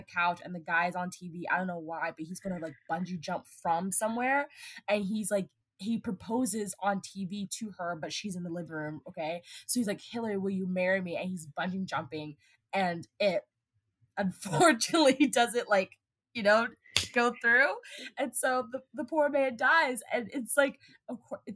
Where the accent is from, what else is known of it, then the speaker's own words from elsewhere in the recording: Atlanta, Georgia, United States; I'm literally from Atlanta